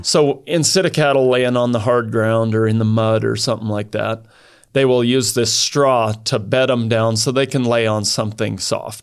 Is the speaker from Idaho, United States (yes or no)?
yes; Idaho, United States; also born or lived in southern France; I grew up in Idaho. And, uh, grew up on a farm.